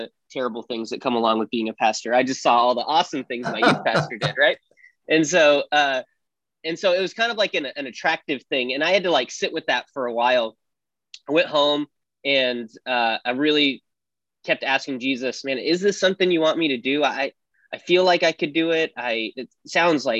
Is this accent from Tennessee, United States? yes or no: no; Wyoming, United States; I grew up in Wyoming, in a big town for Wyoming, small town for everywhere else